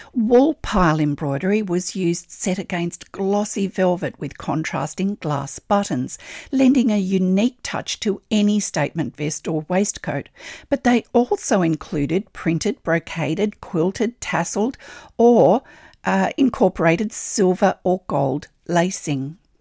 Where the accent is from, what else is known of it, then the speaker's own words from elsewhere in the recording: Australia; I'm an Australian textile artist, teacher, judge, blogger and Stitch enthusiast